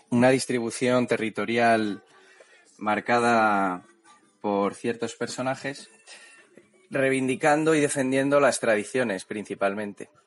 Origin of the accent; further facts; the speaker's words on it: Toledo, Castilla-La Mancha, Spain; also born or lived in Segovia; soy de Segovia, pero me he criado en Toledo toda la vida, entonces en torno a la capital siempre por Castilla o lo que se denomina así actualmente.